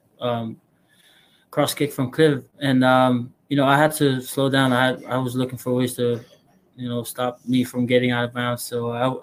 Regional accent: American Samoa; moved away as an adult; also born or lived in Hawaii / Alaska; now in Utah, United States; I'm originally from American Samoa. I was born in Hawaii, but I was raised back in American Samoa

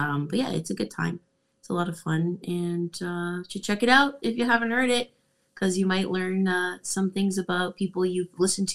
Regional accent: Canada; I'm from Canada.

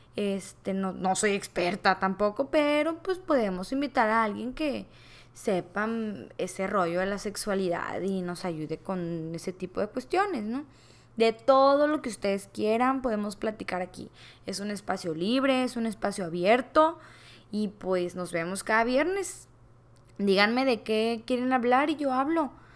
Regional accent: Culiacán, Sinaloa, Mexico; soy originaria de Culiacán, Sinaloa

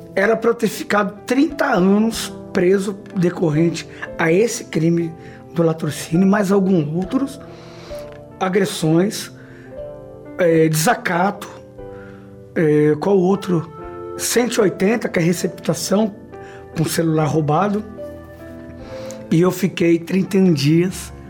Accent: Brazil; Nasci numa comunidade na Zona Leste, onde essa comunidade era uma boca de fumo

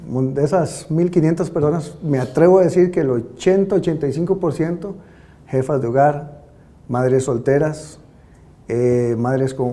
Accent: Cartago, Costa Rica

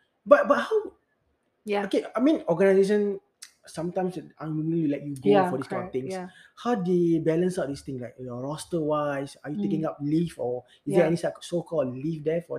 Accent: Singapore; as a Singaporean, I serve army also.

